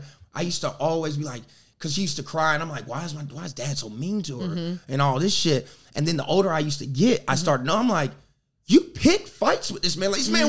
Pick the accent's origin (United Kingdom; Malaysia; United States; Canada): United States; South Carolina; I'm from South Carolina.